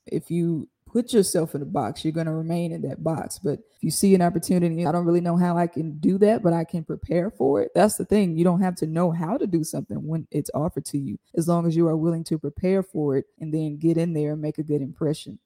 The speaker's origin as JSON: {"language": "English", "town": "Jackson", "region": "Mississippi", "country": "United States", "tie": "born or raised there", "said": "Growing up in Jackson, to me, was great. I went to John Hopkins Elementary"}